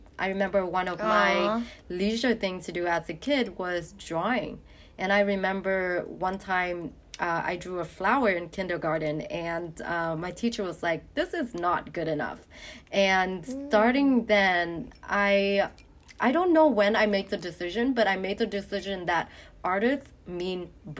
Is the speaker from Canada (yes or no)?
yes; Toronto, Ontario, Canada; moved away as an adult; now in Bali, Indonesia; I grew up in Canada, Toronto. So it's like one of the busiest cities in Canada.